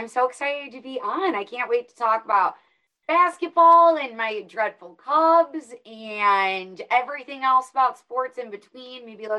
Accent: Illinois, United States; moved away as an adult; also born or lived in Iowa / Nebraska / Dallas; now in Phoenix, United States; So I'm from a very small town in Illinois, went to school in Iowa

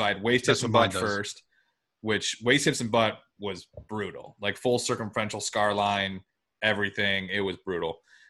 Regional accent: Michigan, United States; I'm from Michigan.

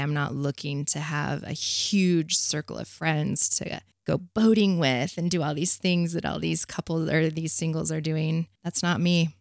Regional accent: Provo, Utah, United States; I grew up in Provo, of all the places, the epicenter of hell

